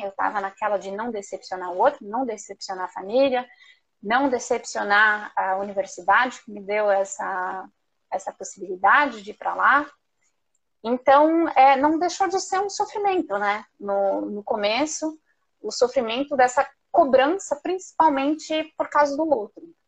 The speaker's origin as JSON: {"language": "Portuguese", "town": "Curitiba", "region": "Paraná", "country": "Brazil", "tie": "born or raised there", "also_born_or_lived": "France", "moved": "as an adult", "lives_now": "Bangkok, Thailand", "said": "eu sou lá de Curitiba, lá do sul do Brasil"}